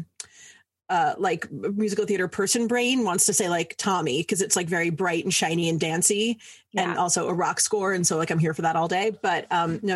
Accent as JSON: {"language": "English", "town": "New York City", "region": "New York", "country": "United States", "moved": "yes", "said": "I'm from New York City originally."}